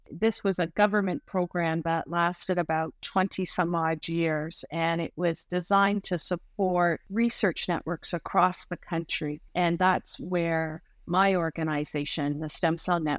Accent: Canada; And it merely heightened my awareness and deepened my passion for being Canadian.

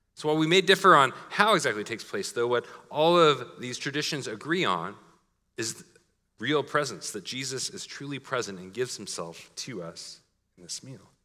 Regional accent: Portland, Oregon, United States; My hometown slogan was Keep Portland Weird.

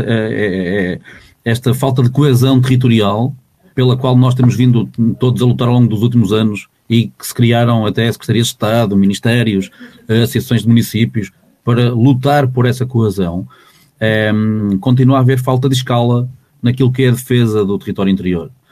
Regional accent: Portugal; todos nós, como, enquanto portugueses

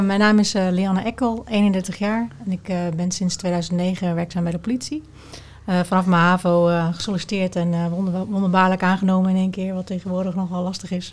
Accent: Twente, Overijssel, Netherlands; de sociale controle eigenlijk van, van de mensen binnen, binnen Twente

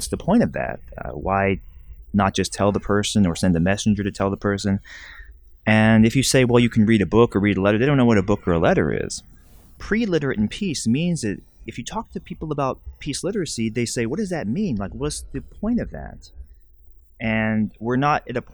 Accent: Alabama, United States; When I was growing up, I grew up in the United States in Alabama

